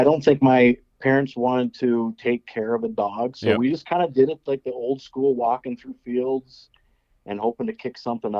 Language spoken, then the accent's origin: English; Nebraska, United States; I grew up in Nebraska.